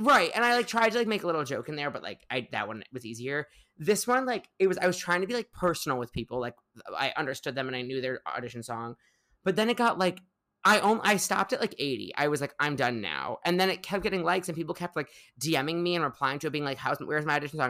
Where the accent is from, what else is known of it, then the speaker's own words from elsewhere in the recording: Highland Park, Illinois, United States; moved away as an adult; now in New York, United States; I grew up in the northern suburbs of Chicago, uh, a little town, little shtetl called Highland Park